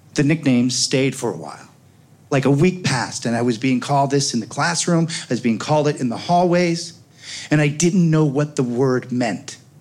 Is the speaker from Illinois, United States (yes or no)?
yes; Oak Park, Illinois, United States; I grew up on Gunderson and Madison in Oak Park